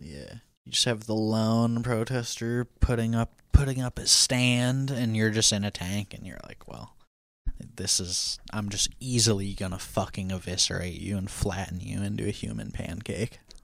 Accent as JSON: {"language": "English", "region": "Washington", "country": "United States", "tie": "born or raised there", "said": "Washington, my home state"}